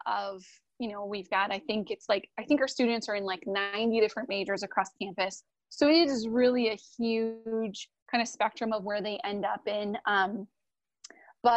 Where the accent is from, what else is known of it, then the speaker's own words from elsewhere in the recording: Wisconsin, United States; I'm from Wisconsin